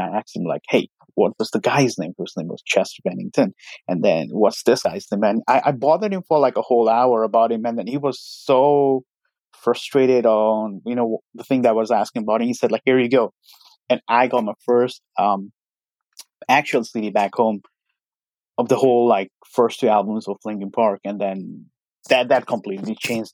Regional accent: Nepal; moved away as an adult; now in Virginia, United States; I'm currently in Virginia. Originally, I'm from Nepal.

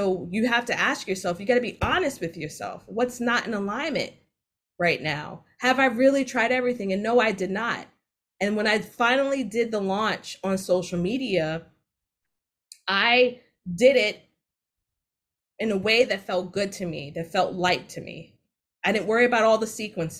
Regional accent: New York City, New York, United States; I'm from Jamaica, Queens

